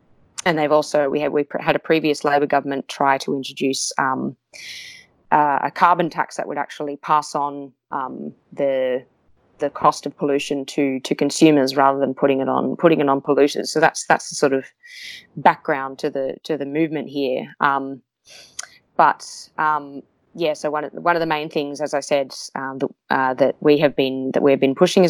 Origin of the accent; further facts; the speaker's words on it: Newcastle, New South Wales, Australia; in my hometown of Newcastle, which is near the one of the biggest coal mining regions